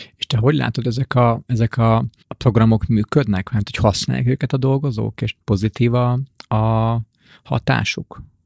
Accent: Hungary; mint magyar ember

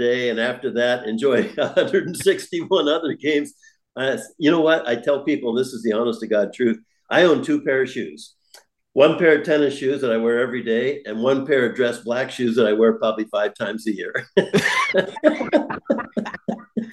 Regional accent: San Francisco, California, United States; moved away as an adult; now in Toronto, Canada; I'm a California boy from San Francisco

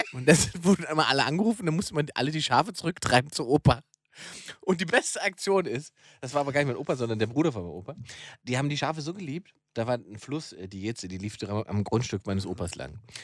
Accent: Saxony-Anhalt, Germany; in Sachsen-Anhalt, da wo ich herkomme

